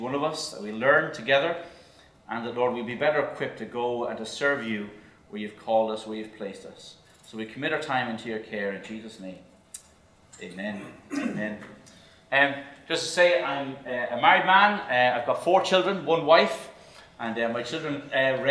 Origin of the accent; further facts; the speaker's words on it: Dublin, Leinster, Ireland; moved away as an adult; also born or lived in Cork; now in Northern Ireland, United Kingdom; I'm from the Republic of Ireland. Lived in Dublin all my life, up to about the age of 28